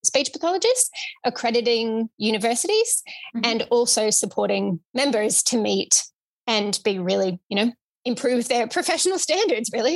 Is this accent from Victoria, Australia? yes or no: yes; Victoria, Australia; I am from Victoria